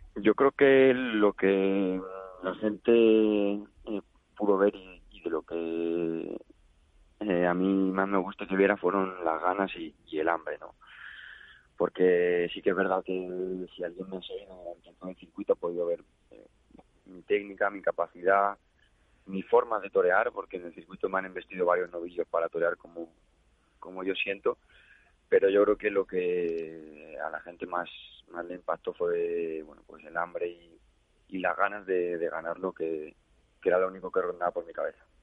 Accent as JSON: {"language": "Spanish", "town": "El Real de San Vicente", "region": "Castilla-La Mancha", "country": "Spain", "said": "por parte de padre, vengo del Real de San Vicente y por parte de madre, de Castillo de Bayola"}